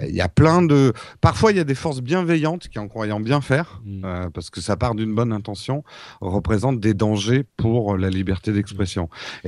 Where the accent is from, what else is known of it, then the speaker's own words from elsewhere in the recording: France; les Français